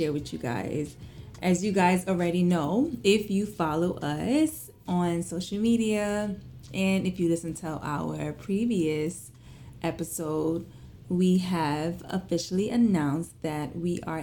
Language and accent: English; New York City, New York, United States; I was born and raised in Flatbush, Brooklyn